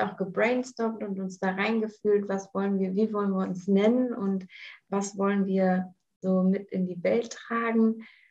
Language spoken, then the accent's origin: German; Germany; moved away as an adult; also born or lived in New Zealand; ich bin in Deutschland geboren, ähm, habe eine deutsche Mutter, einen englischen Vater und habe die letzten Jahre ähm, viel im Ausland verbracht.